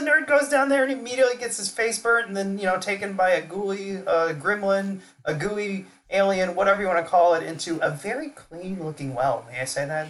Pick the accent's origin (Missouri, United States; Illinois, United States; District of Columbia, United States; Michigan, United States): Missouri, United States; St. Louis; I'm from St. Louis